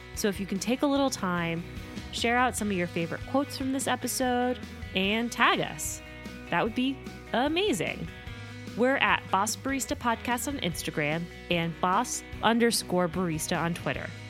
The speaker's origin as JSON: {"language": "English", "town": "Miami", "region": "Florida", "country": "United States", "said": "I'm from Miami"}